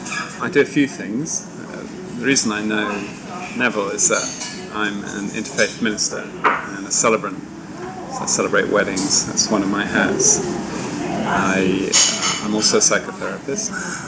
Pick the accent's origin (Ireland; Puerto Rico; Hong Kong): Hong Kong; born there; also born or lived in United Kingdom; And I was born in Hong Kong, and I came to live here again as an adult, just before the handover.